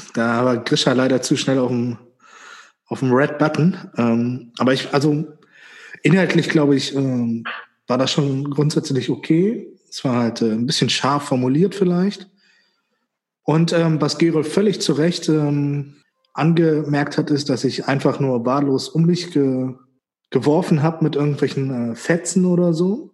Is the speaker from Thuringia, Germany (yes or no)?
no; Göttingen, Lower Saxony, Germany; also born or lived in Witzenhausen; Bei mir dann Göttingen